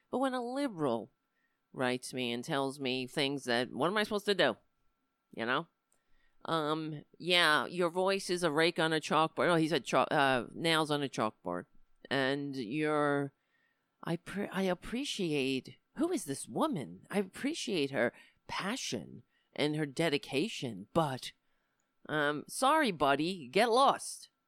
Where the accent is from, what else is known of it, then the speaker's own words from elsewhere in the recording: New York, United States; I live in New York. I was born in New York. I, I hate my accent